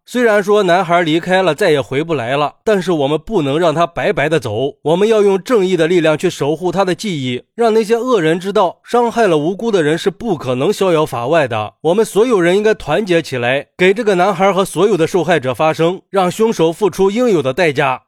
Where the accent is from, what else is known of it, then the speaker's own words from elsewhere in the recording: Yuncheng, Shanxi, China; 因为我就是运城临沂县的